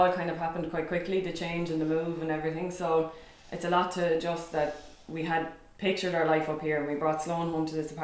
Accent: Kilkenny, Leinster, Ireland; now in Dublin, Ireland; I'm from Kilkenny originally.

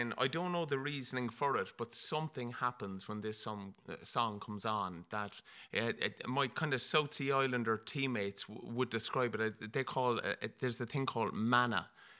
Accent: Limerick, Munster, Ireland; accent: Limerick; singing with a Limerick accent

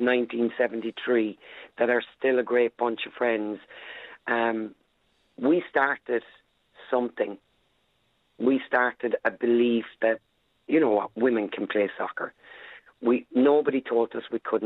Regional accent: Ireland; I'm Irish

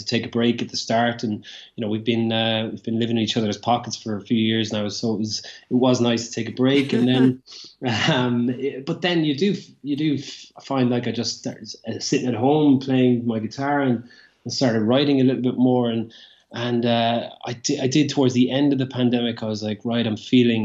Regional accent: Limerick, Munster, Ireland; growing up in Limerick, and he went to the same school as me

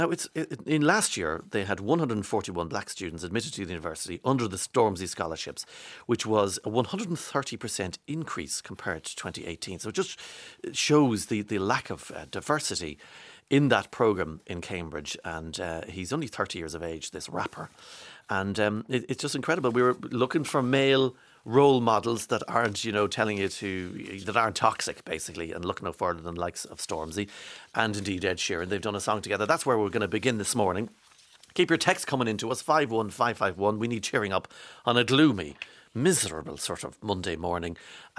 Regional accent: Kilkerran, County Galway, Ireland; now in Australia; I'm originally from Kilkerran in East Galway.

